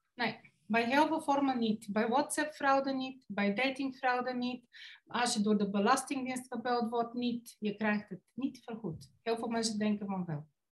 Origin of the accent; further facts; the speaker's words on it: Bulgaria; Dutch is a second language; moved away as an adult; now in Netherlands; ik kom oorspronkelijk uit Bulgarije. In Nederland belandde ik op mijn 19e voor de liefde